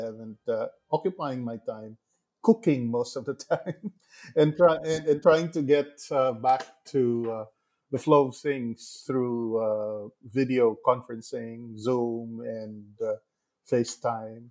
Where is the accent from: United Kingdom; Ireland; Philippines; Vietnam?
Philippines; Negros Occidental, Western Visayas; even as a young boy living and growing up in Negros Occidental, where I grew up in a small sugar mill.